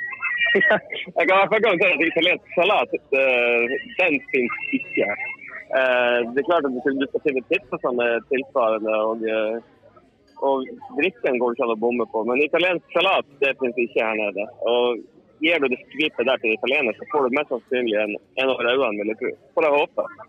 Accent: Northern Norway, Norway; accent: Northern Norwegian dialect; moved away as an adult; now in Sweden; jeg har jo fortsatt samme dialekt, selv om jeg har bodd eh, 20 år i Sverige. Så jeg blir vel kjent på som en slags halveksotisk halv eh, halvklovn eh, fra Nord-Norge.

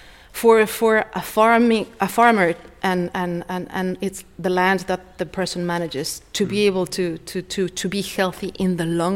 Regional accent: Mexico; now in Foulksmills, Ireland; I'm originally from Mexico

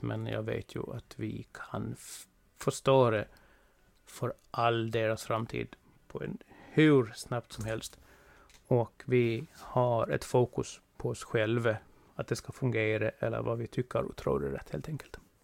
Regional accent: Gotland, Sweden; Jag är eh, från Gotland, det hörs väl ganska klart och tydligt

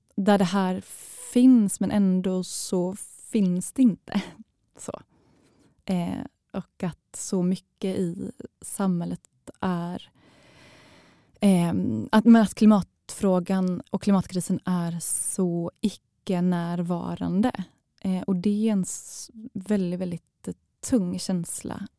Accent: Halland County, Sweden; now in Malmö, Sweden; Jag känner mig inte som en skåning eftersom jag kommer från, eh, från Halland

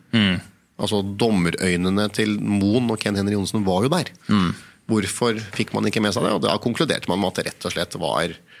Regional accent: Norway; vi kom fra Norge

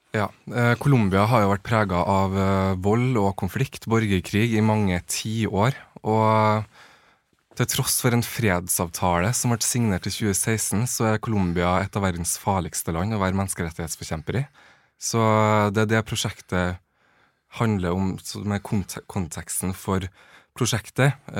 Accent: Trøndelag, Norway; moved away as an adult; now in Oslo, Norway; jeg kommer fra Trøndelag

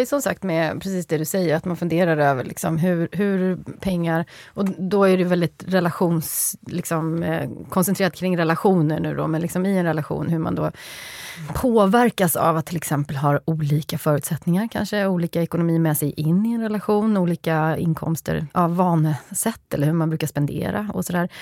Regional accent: Skövde, Västra Götaland, Sweden; Det är Skövde, ja. där jag kommer ifrån.

